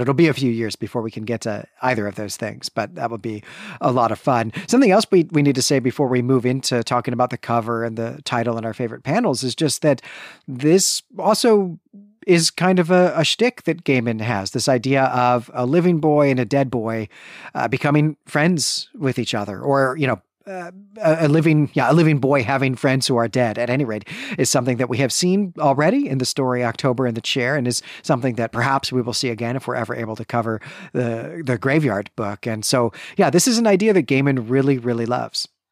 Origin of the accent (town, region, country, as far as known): Midwest, United States; born or raised there